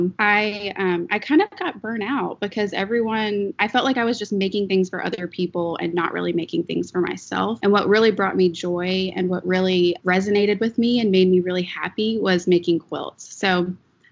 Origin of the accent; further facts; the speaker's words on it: Raleigh, North Carolina, United States; I am from Raleigh, North Carolina